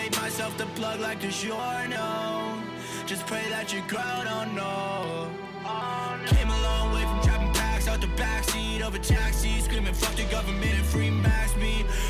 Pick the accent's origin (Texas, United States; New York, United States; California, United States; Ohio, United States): Texas, United States; Dallas; I grew up sort of in Dallas.